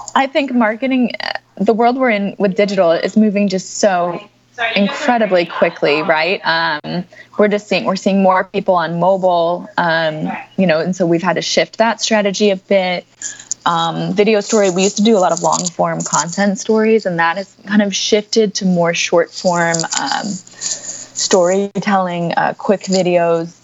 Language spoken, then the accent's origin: English; United States; as Americans